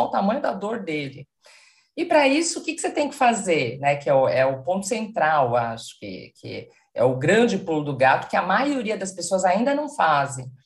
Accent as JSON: {"language": "Portuguese", "region": "São Paulo", "country": "Brazil", "moved": "as an adult", "lives_now": "Porto, Portugal", "said": "Moro atualmente em Portugal, sou de São Paulo, então estou sempre entre Porto e São Paulo."}